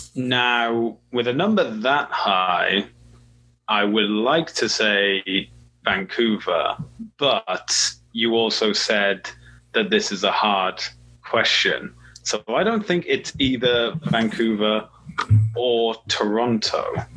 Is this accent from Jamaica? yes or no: no; Welsh, Wales, United Kingdom; I'm Welsh